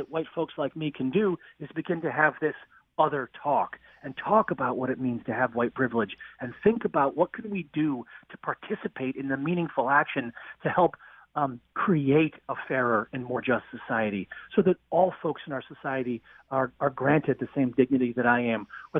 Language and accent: English; outside of Boston, Massachusetts, United States; I grew up outside of Boston.